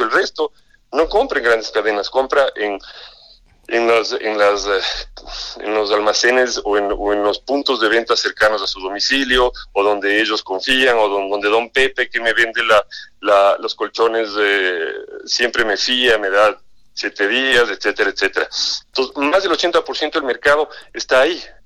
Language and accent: Spanish; Ecuador; moved away as an adult; now in Mexico; yo vengo del Ecuador, trabajé alrededor de 20 años en un grupo financiero y comercial en el Ecuador